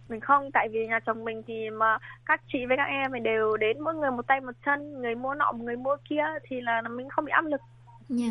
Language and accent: Vietnamese; Quang Ninh, Vietnam; now in Busan, South Korea; quê mình ở quảng ninh